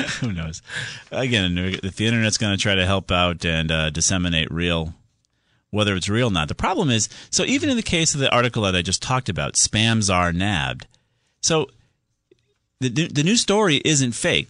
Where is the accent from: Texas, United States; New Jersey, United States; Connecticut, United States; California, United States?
Connecticut, United States; Southington; down there in Southington, my hometown